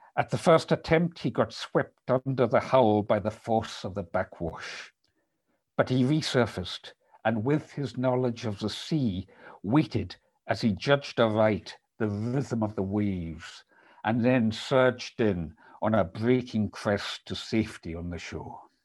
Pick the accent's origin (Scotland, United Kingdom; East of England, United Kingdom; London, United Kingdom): Scotland, United Kingdom; Isle of Lewis; the Isle of Lewis, which is where I was raised